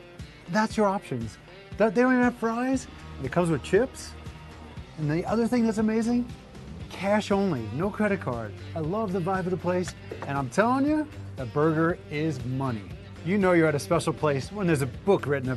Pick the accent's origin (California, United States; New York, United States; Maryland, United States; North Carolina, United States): New York, United States; Long Island; moved away; a diner like what I grew up with on Long Island